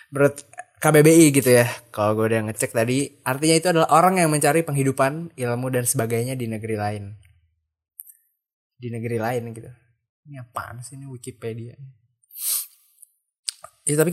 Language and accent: Indonesian; Bogor, West Java, Indonesia; uh, Bogor lagi kenapa ya gitu Bogor lagi ada apa ya gitu gue kan asli Bogor gitu